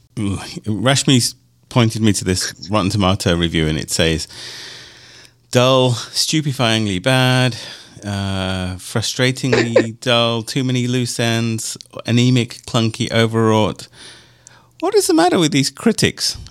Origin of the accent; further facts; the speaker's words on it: United Kingdom; moved away; growing up in Europe and only in, in the UK